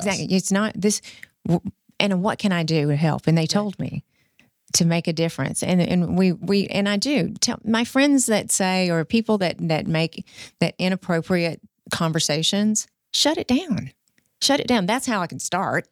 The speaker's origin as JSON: {"language": "English", "country": "United States", "tie": "born or raised there", "moved": "yes", "said": "I grew up in rural America"}